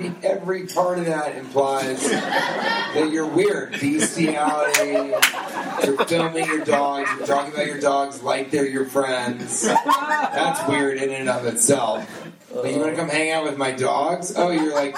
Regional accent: United States; I'm an American.

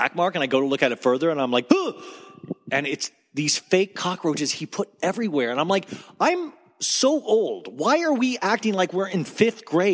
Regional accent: Kansas, United States; moved away; also born or lived in Arizona; I grew up in Kansas, but then we moved to Arizona.

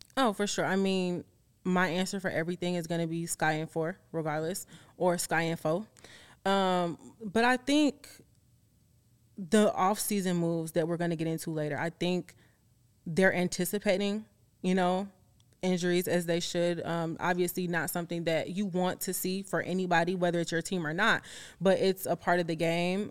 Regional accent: Chicago, Illinois, United States; you're gonna know I'm from Chicago

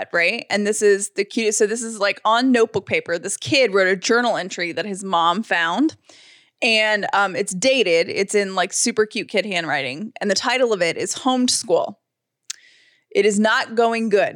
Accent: Atlanta, Georgia, United States; when I grew up in Atlanta

